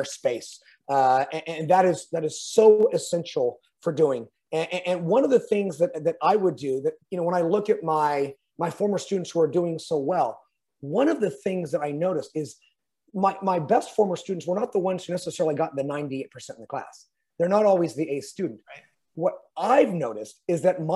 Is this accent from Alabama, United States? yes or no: no; California, United States; I'm a Californian.